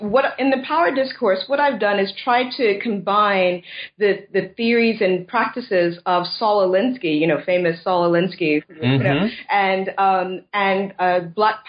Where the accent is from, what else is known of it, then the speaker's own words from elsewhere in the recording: United States; now in Scotland; living in Britain and Scotland in particular has been a real education for me about, in terms of, because I'm originally from the States